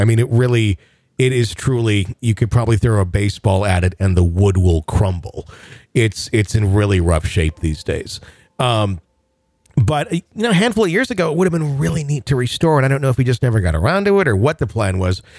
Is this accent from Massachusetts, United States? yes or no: no; Wisconsin, United States; born or raised there